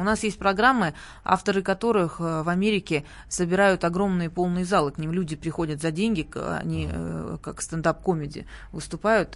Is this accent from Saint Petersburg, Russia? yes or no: no; Sochi, Krasnodar Krai, Russia; moved away; у нас, эм, откуда я родом, э, на Кубани и в Сочи